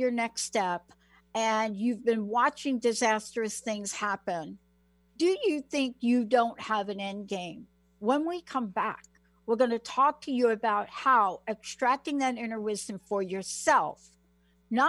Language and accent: English; New York, United States; I grew up in New York